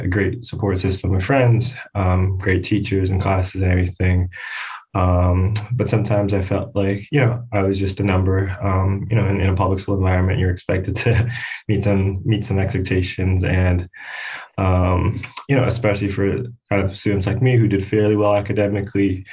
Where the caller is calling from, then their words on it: Harrison, New Jersey, United States; I'm actually calling from Harrison, New Jersey